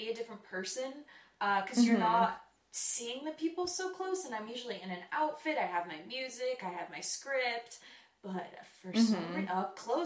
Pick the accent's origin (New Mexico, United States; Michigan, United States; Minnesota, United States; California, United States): California, United States; Orange County; moved away as an adult; now in Los Angeles, United States; I'm from Orange County, 15-minute drive away from Disneyland